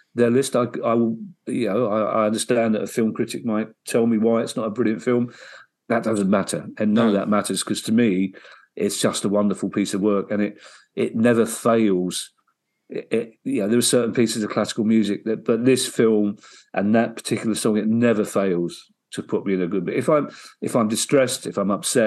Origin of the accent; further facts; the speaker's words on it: London, United Kingdom; I'm really proud of being a Londoner